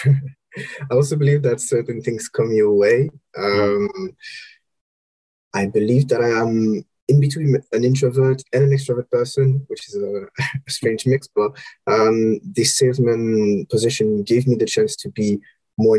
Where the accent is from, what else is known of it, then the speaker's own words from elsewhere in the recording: Romandy, Switzerland; moved away as an adult; also born or lived in Copenhagen / Senegal; now in London, United Kingdom; I'm Swiss originally, from the French part. So born and raised in Switzerland.